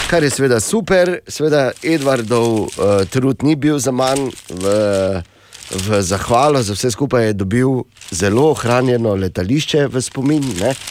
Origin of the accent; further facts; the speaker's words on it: Slovenia; smo Slovenci v špici razvoja letalstva odengdaj in hvala Bogu še vedno